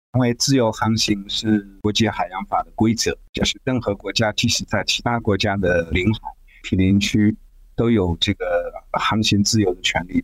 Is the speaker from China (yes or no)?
yes; China; 我们中国人